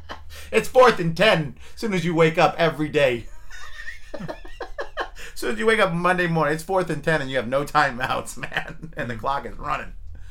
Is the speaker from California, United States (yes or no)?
yes; Fremont, California, United States; Because we're from Fremont.